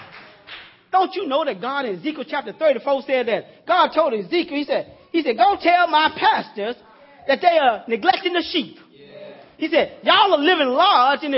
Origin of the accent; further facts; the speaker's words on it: Louisiana, United States; I'm from Louisiana, old country boy, down in the sticks in the woods there.